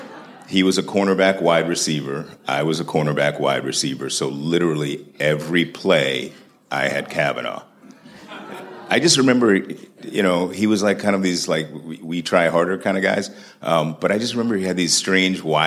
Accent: Washington, District of Columbia, United States; I was a kid from Southeast D.C. on the other side of town

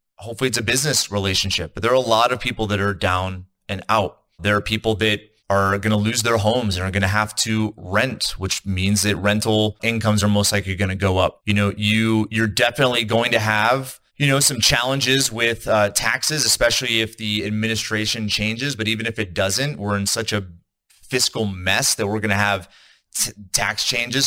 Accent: East Coast, United States; now in Salt Lake City, United States; I'm in the United States. I'm in Utah. I'm in Salt Lake City. I'm from the East Coast.

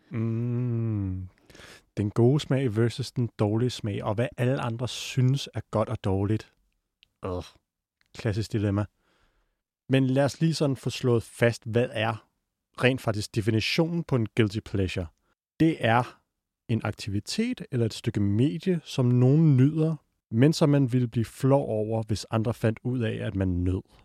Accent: North Zealand, Capital Region of Denmark, Denmark; Jeg er fra Nordsjælland

